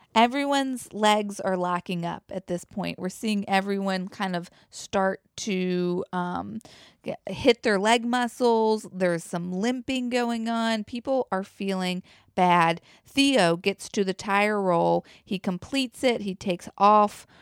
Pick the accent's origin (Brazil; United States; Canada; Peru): United States; the South; accent: southern; as a Southerner